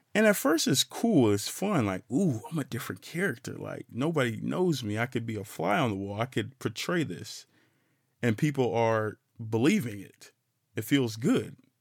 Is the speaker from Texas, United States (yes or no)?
yes; Fort Worth, Texas, United States; I'm a black man from Fort Worth, Texas, funky town, eight one seven six eight two